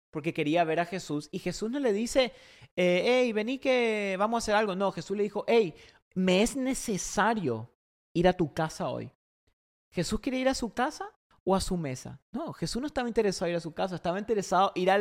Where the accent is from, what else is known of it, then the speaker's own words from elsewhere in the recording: Paraguay; now in United States; cuando yo vine de Paraguay, Allá en Paraguay, por ejemplo, Argentina, todos esos países, la, gente, la familia al mediodía se sienta en la mesa con la familia.